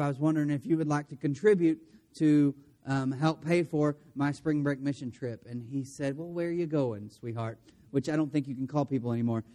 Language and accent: English; De Queen, Arkansas, United States; I grew up in DeQueen